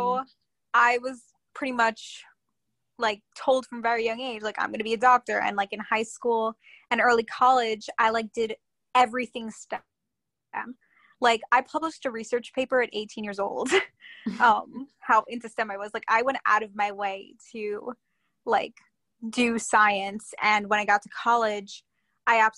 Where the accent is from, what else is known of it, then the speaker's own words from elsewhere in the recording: Long Island, New York, United States; also born or lived in Queens, New York / North Carolina; I was born in Queens and grew up on Long Island